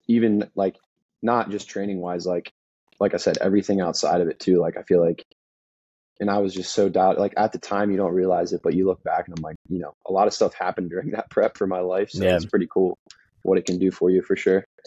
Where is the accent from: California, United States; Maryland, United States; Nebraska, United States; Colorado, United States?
Maryland, United States; moved away as an adult; also born or lived in South Carolina; I grew up in Maryland, super small town.